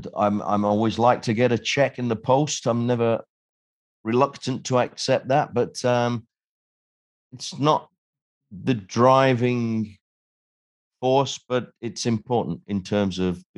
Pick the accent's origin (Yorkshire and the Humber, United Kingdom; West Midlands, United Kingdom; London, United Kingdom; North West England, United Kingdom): Yorkshire and the Humber, United Kingdom; Sheffield; I was a kid from Sheffield. I had no connections.